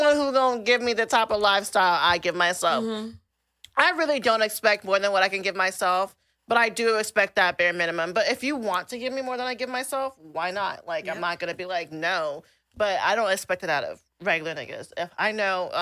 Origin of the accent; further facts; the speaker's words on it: Nigeria; I'm Nigerian, and, like, we are raised to be gold diggers off the bat.